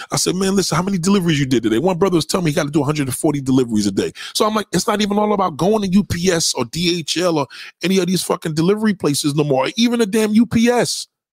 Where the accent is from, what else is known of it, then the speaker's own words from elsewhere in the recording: New York, United States; brother from New York.